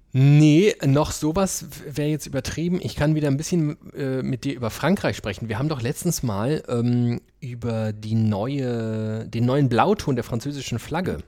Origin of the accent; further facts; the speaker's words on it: Germany; wir kommen aus einem Land, wo wir irgendwie halbe Schweine in den Topf schmeißen